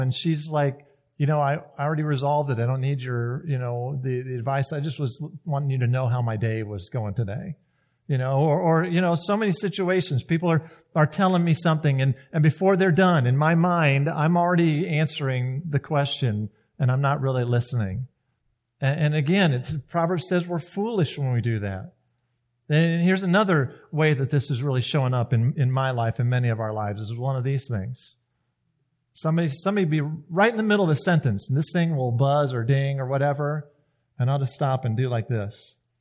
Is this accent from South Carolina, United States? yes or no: yes; South Carolina, United States; moved away; I grew up in South Carolina